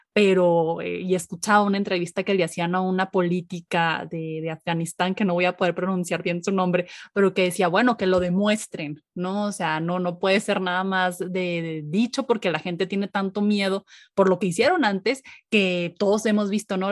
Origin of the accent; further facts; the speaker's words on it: Mexico; nosotros como mexicanos